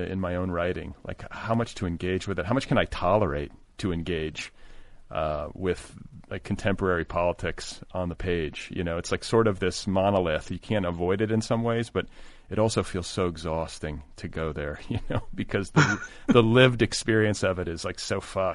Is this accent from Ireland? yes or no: no; Midwest, United States; my childhood in the Midwest